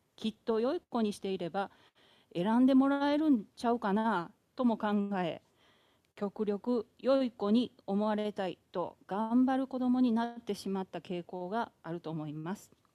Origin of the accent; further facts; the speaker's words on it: Yao, Osaka, Japan; accent: Kawachi dialect; moved away; 私は大阪府で生まれ結婚まで八尾市で過ごしました